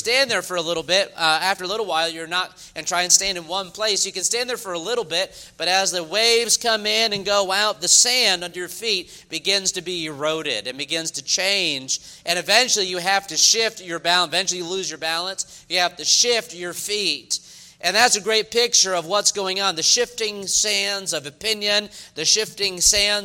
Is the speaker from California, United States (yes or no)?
no; New York, United States; now in the South, United States; I'm from New York originally